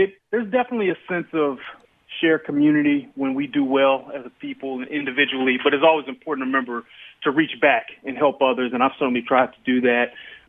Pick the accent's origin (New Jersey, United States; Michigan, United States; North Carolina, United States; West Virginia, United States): Michigan, United States; Detroit; I grew up in Detroit, first person in my family to go to college, and I was fortunate to have an amazing home structure, mother, father, loving family